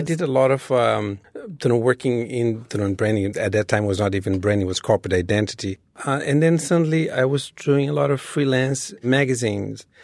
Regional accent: Rio de Janeiro, Brazil; moved away as an adult; now in New York City, United States; I was born in Rio.

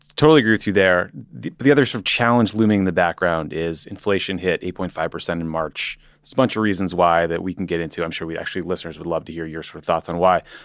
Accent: Massachusetts, United States; now in Los Angeles, United States; Massachusetts, my home state, the Commonwealth

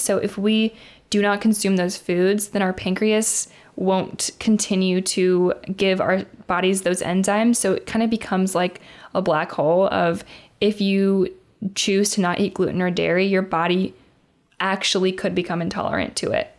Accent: Indiana, United States; I am from Indiana

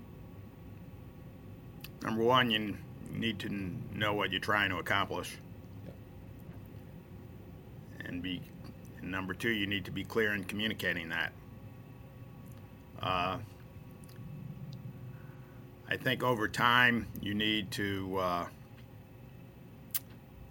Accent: Providence, Rhode Island, United States; I grew up in Providence, a few blocks from the football stadium.

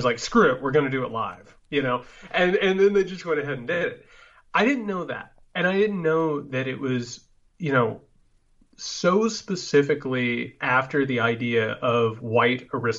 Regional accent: Indiana, United States; And I was raised in Indiana, right?

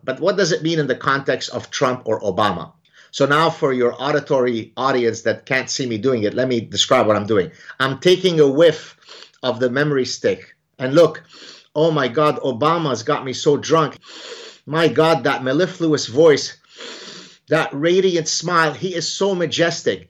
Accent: Lebanon; now in Montreal, Canada; the background that I grew up in Lebanon

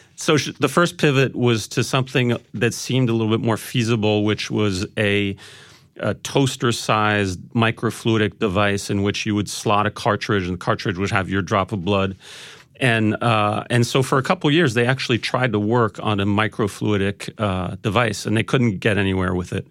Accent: Paris, Île-de-France, France; I'm, I'm half French. I grew up in Paris

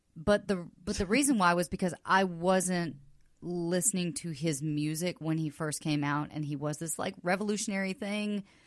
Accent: the South, United States; now in Los Angeles, United States; I grew up in the South

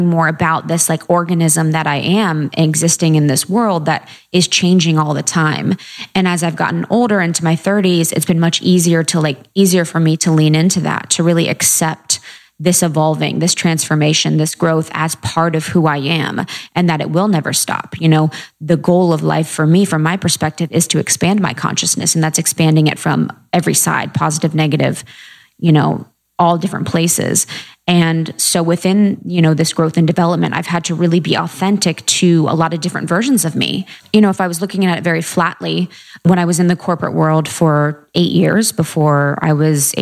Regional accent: a small town in Ohio, United States; moved away as an adult; also born or lived in Chicago / New York; I grew up in a small town in Ohio

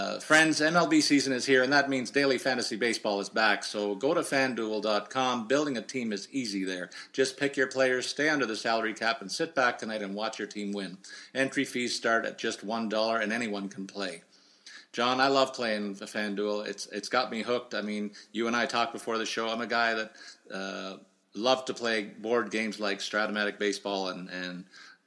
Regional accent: Canada; as a Canadian

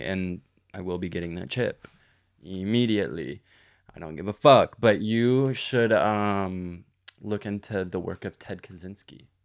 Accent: Granbury, Texas, United States; I grew up in Hood County.

